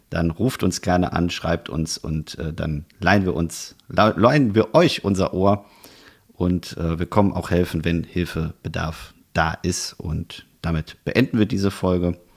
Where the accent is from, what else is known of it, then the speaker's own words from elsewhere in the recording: Rhineland, Germany; dann kribbelt das schon auch als Rheinländer und als Eifler und als alle, die sonst noch betroffen sind, irgendwie wieder zusammen hin.